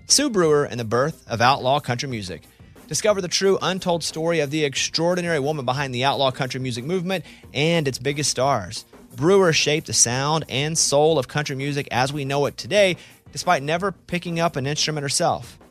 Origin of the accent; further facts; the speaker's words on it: Arkansas, United States; moved away; I'm from Arkansas